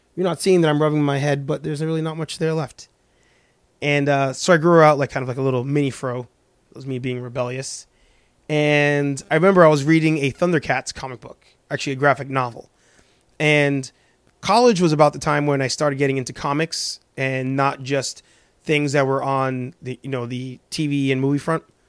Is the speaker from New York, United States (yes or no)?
yes; New York, United States; moved away as an adult; also born or lived in Spanish Harlem, New York; now in Boston, United States; born and raised in the Bronx in New York